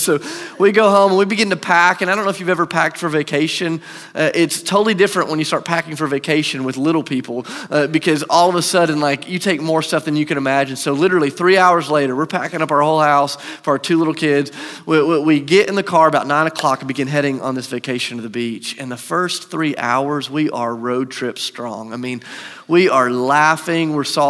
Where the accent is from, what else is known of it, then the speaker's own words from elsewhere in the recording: Charleston, South Carolina, United States; I grew up in Charleston, South Carolina. My parents still live there.